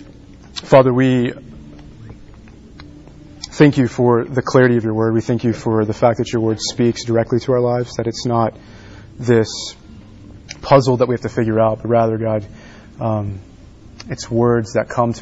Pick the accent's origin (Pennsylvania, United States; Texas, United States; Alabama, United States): Texas, United States; Dallas; now in Washington, United States; I grew up in Texas, Dallas, Texas, outside of Dallas.